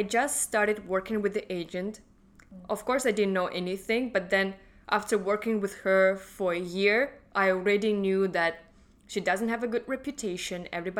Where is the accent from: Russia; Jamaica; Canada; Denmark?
Russia; English is a second language; moved away as an adult; now in Hong Kong; I'm from Russia.